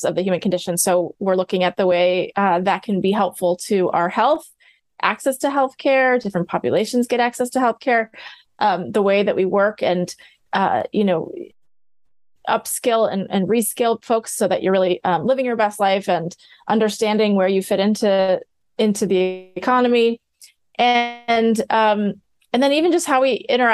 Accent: Midwest, United States; I grew up in the Midwest.

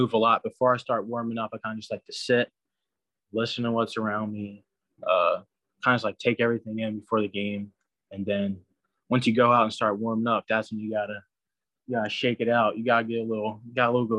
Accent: New Jersey, United States; I'm from New Jersey.

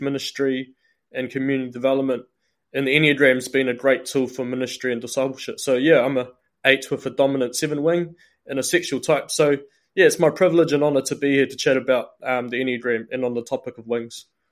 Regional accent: New Zealand; I'm born and bred in Aotearoa, New Zealand.

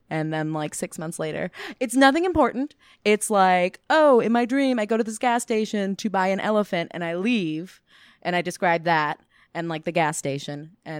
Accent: Chicagoland area, Illinois, United States; moved away; Been out here for about 7 years now. I'm from Illinois, Midwest.

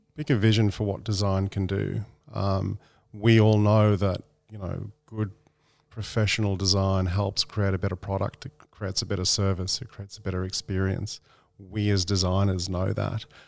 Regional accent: Australia; being an Australian

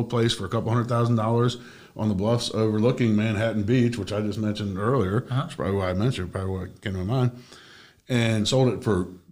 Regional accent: Germany; also born or lived in Washington, D.C.; now in South Florida, United States; when I was growing up in Germany, we skied the Alps

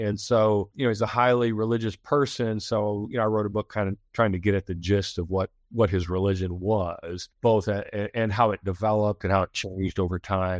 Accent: Flint, Michigan, United States; I am originally from Flint, Michigan, and I came to Baylor as a student in the late 70s.

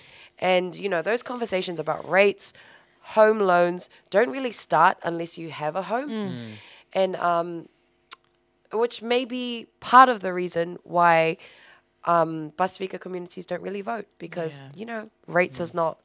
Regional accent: Auckland, New Zealand; I was born and raised in Mangele

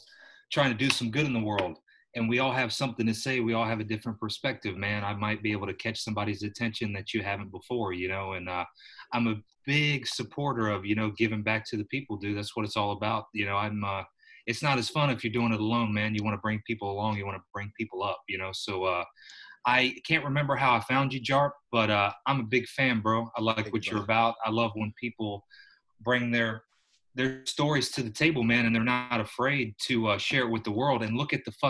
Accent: Myrtle Beach, South Carolina, United States; moved away as an adult; also born or lived in Cyprus; now in Hermosa Beach, United States; I'm from Myrtle Beach, South Carolina

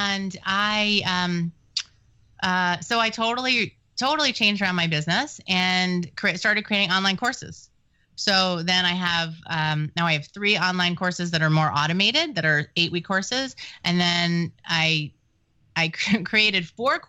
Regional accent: New York, United States; I'm Jewish and from New York

